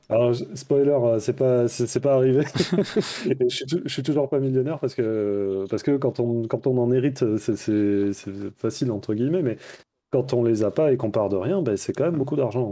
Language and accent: French; Toulouse, Occitania, France; moved away as an adult; also born or lived in Bordeaux / Paris; Je viens de Toulouse à la base, j'ai fait mes études à Bordeaux aussi